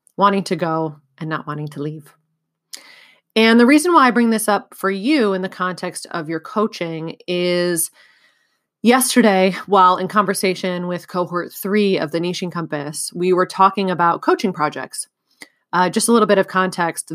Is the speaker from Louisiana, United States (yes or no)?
no; California, United States; moved away as an adult; also born or lived in Bulgaria; I moved from California, where I had grown up and gone to college, to Bulgaria